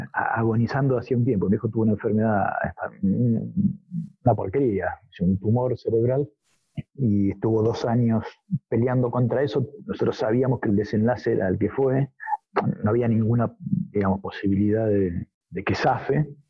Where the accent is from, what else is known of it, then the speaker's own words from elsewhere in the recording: near Ramos Mejía, western Greater Buenos Aires, Argentina; en el oeste, en Ramos Mejía, cerca de donde yo soy